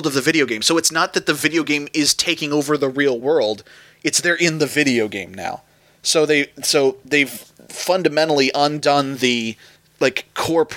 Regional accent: United States; I'm an American

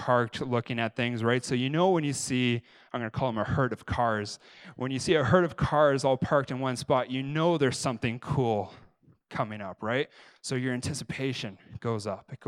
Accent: Canada; I'm Canadian

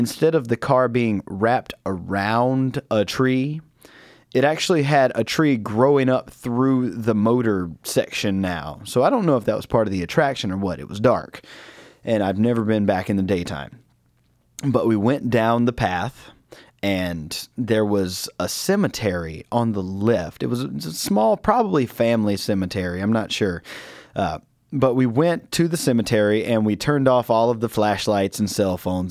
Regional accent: Rocky Mount, North Carolina, United States; now in New York, United States; my hometown of Rocky Mount, North Carolina

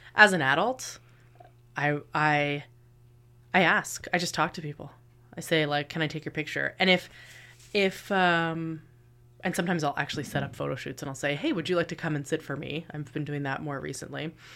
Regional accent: Kingston, Ontario, Canada; I am from Kingston, and I am the local photographer

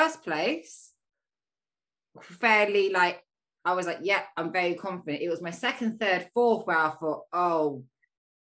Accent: Leeds, Yorkshire and the Humber, United Kingdom; moved away; my hometown

